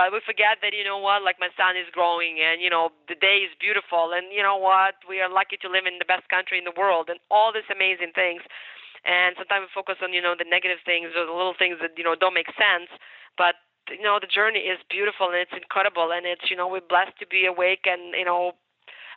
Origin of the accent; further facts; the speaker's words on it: Ukraine; English is a second language; moved away; also born or lived in United States; I'm Ukrainian. So I was born in Ukraine.